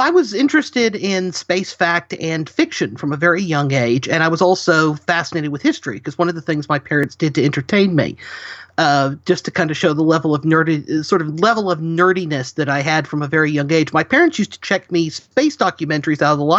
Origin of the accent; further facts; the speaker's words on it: Huntsville, Alabama, United States; I was born and raised in the Huntsville, Alabama area, so we're home to the Marshall Space Flight Center and the U.S. Space and Rocket Center.